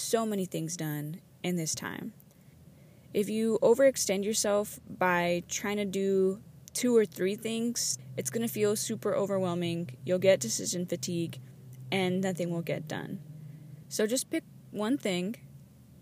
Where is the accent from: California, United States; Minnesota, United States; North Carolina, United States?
California, United States; Los Angeles; moved away; I'm actually calling in from my hometown